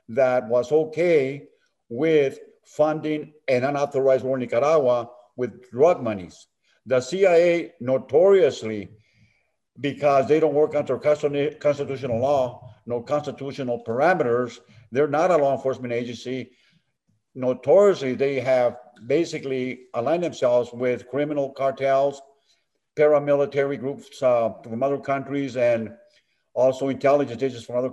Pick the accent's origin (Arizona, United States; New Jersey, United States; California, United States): Arizona, United States; Tucson; I'm originally from Tucson, Arizona